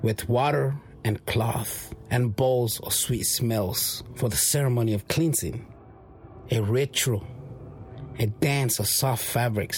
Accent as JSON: {"language": "English", "area": "Ñuu Savi Nation", "region": "Mixteca", "country": "Mexico", "first_language": "Mixtec", "second_language": "English", "said": "being from the Nusavi Nation"}